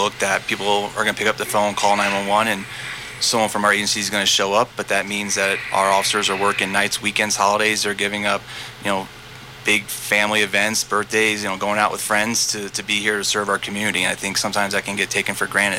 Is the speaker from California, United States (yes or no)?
yes; San Diego, California, United States; moved away; I grew up in San Diego in the late 90s